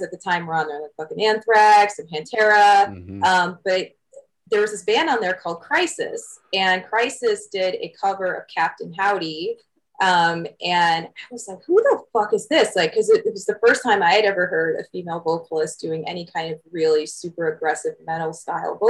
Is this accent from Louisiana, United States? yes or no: no; Southfield, Michigan, United States; I grew up in Michigan. So I grew up in like this little chilly hinterland town called Southfield.